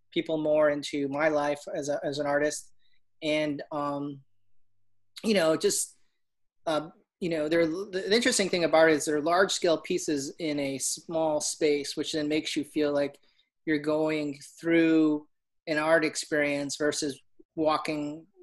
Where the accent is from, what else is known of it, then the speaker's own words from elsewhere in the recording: Orlando, Florida, United States; And um, I'm from Orlando. I live out here by Lake Nona I've uh, been here for about 15, 20 years